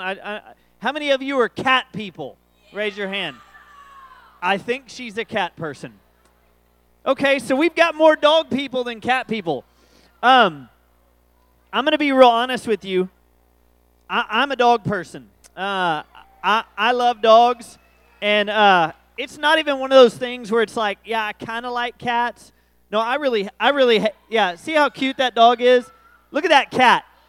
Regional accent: College Station, Texas, United States; I'm from Aggieland

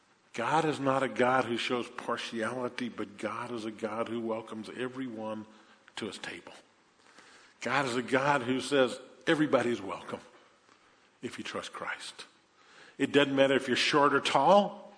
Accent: New Orleans, Louisiana, United States; I grew up in New Orleans in the 1960s. I was born in 54, so I was in elementary school, junior high school in the 60s, graduated high school in 72.

